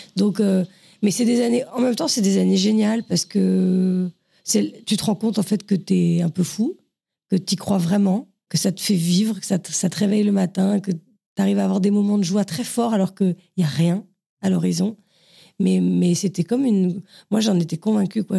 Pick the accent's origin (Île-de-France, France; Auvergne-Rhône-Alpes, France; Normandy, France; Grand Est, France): Île-de-France, France; Saint-Cloud; also born or lived in Paris; j'étais dans le quatre-vingt-douze à peu près toute mon enfance, à Saint-Cloud, quand j'étais toute petite, et après au Pont-de-Sèvres